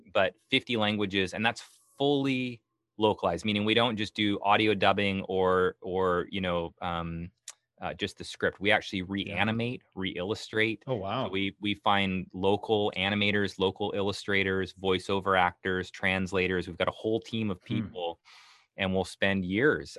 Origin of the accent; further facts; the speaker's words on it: Canada; moved away as an adult; now in Portland, United States; I'm from Canada originally. I moved down oh. to Portland